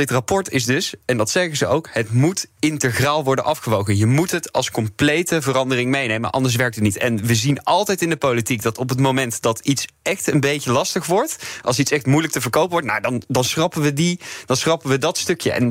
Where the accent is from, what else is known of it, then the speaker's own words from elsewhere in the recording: Berg, North Brabant, Netherlands; ik kom dus uit Berg, een klein dorpje in Brabant